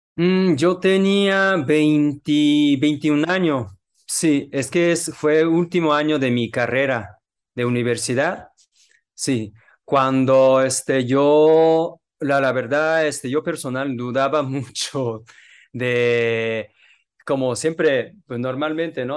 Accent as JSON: {"language": "Spanish", "country": "Japan", "second_language": "Spanish", "moved": "as an adult", "lives_now": "Mexico", "said": "yo soy japonés"}